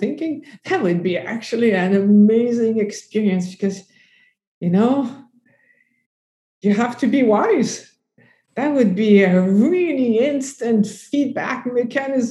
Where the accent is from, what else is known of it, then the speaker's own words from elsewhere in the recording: Canada; I'm French Canadian.